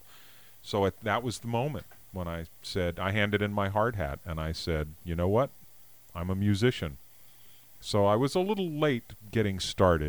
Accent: Washington, District of Columbia, United States; now in Mendocino County, United States; I was raised in the Washington, D.C. area

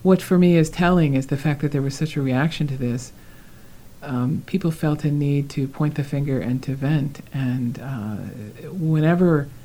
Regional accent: United States

